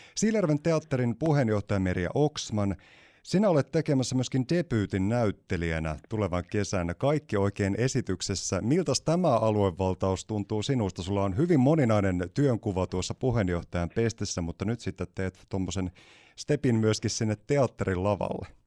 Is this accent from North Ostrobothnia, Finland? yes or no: no; Siilinjärvi, North Savo, Finland; olen syntyperäinen siilijärveläinen itsekin